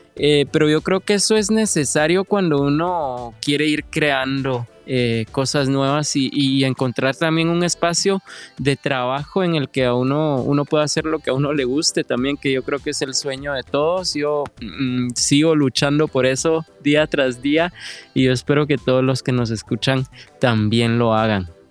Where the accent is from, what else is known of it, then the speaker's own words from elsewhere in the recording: Guatemala; moved away as an adult; now in Sweden; yo sí salí de Guatemala